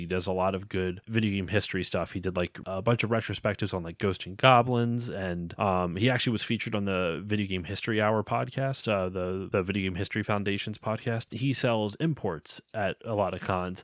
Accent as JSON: {"language": "English", "region": "Pennsylvania", "country": "United States", "said": "I'm from Pennsylvania"}